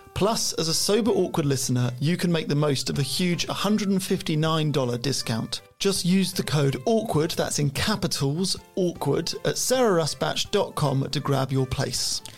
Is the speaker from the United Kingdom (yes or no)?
yes; England, United Kingdom; We are English.